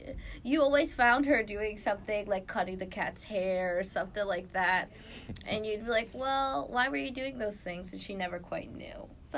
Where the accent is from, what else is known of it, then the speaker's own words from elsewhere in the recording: Lancaster, Pennsylvania, United States; grow my view of what is out there outside of just Lancaster, like my hometown, and to strive to do more.